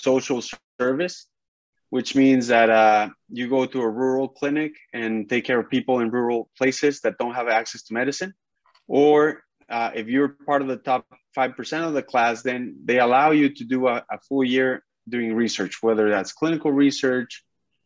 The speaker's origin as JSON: {"language": "English", "region": "northern Mexico", "country": "Mexico", "tie": "born or raised there", "moved": "as an adult", "said": "I'm from Mexico"}